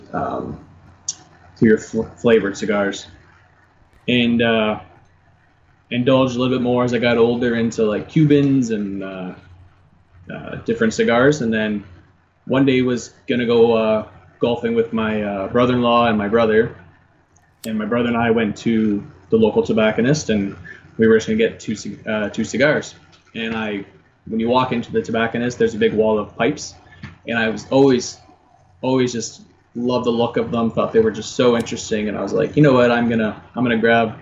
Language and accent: English; St. Thomas, Ontario, Canada; I am from St. Thomas, Ontario